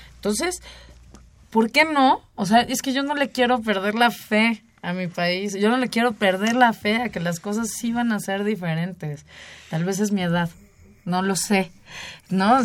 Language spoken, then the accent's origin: Spanish; Mexico